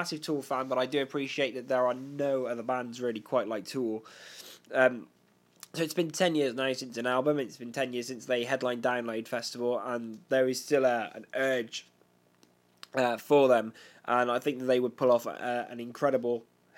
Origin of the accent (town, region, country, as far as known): United Kingdom